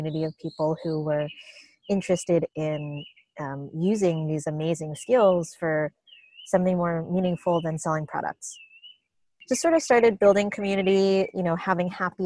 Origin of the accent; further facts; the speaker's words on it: Long Island, New York, United States; now in Los Angeles, United States; I grew up on Long Island in New York